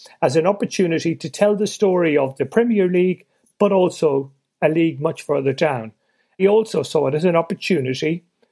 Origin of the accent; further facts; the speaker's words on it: Ireland; I'm Irish born and raised